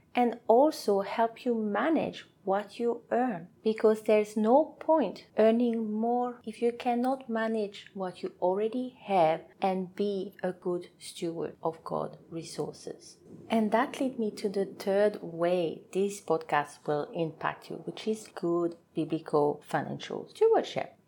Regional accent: French Polynesia; first language French; English is a second language; moved away as an adult; now in New Zealand; I am from a beautiful island called Tahiti, French Polynesia, so my first language is French

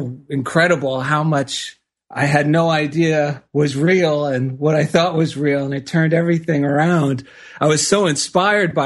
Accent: New Jersey, United States; now in Culver City, United States; I grew up back in New Jersey

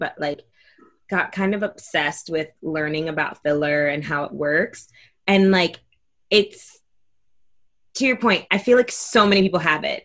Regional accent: New York City, New York, United States; we're all from Brooklyn

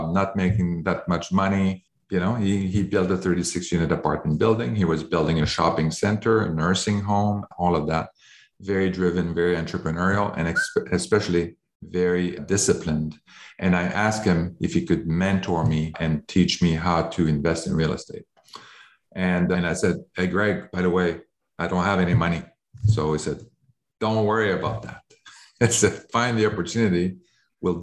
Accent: Canada; I'm originally from Canada

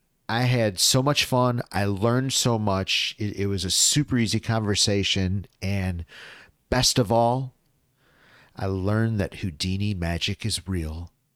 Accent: Appleton, Wisconsin, United States; I grew up in Appleton. So, I mean, I've had 50 plus years to kind of see how Appleton ebbs and flows.

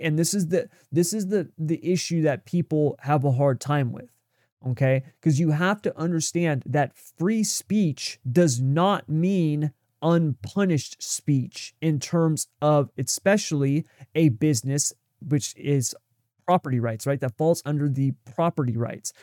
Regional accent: United States

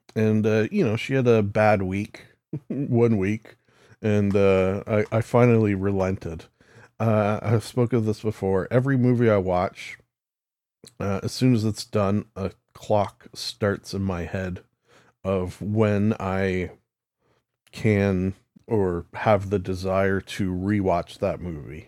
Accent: Canada; as a Canadian

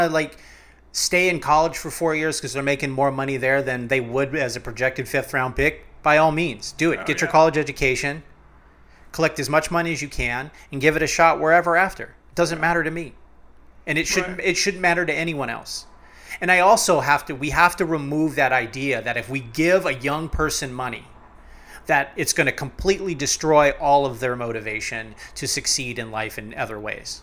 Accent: Cleveland, Ohio, United States; I'm from cleveland. I was born in Cleveland

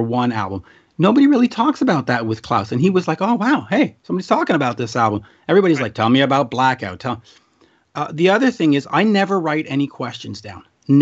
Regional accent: Centerville, Quebec, Canada

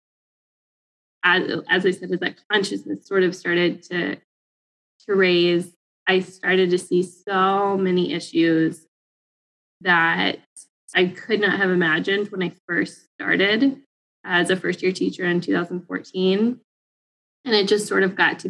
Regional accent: Fayetteville, Arkansas, United States; moved away as an adult; also born or lived in Pine Bluff, Arkansas; I grew up in Fayetteville, a predominantly middle upper class white community

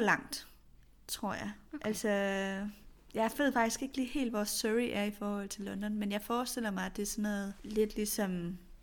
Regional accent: Kolding, Southern Denmark, Denmark; Jeg er vokset op i en forstad til Kolding, og det var også den type mm. kvarter.

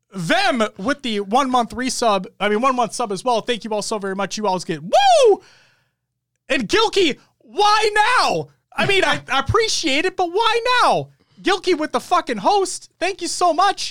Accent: Minnesota, United States; We are from Minnesota

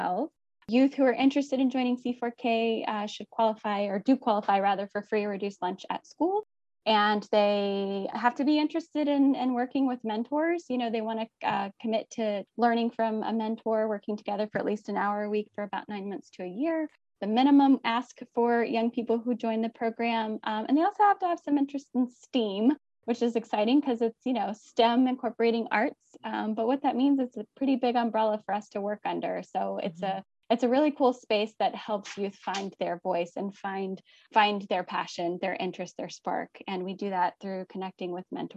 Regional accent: United States; also born or lived in Haiti / Guatemala; being an American

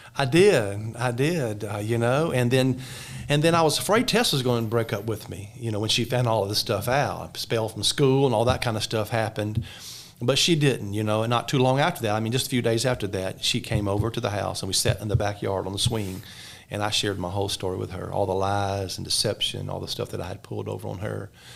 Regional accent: just above Mobile, South Alabama, United States; I was born in Alabama, in South Alabama, just above Mobile, Alabama

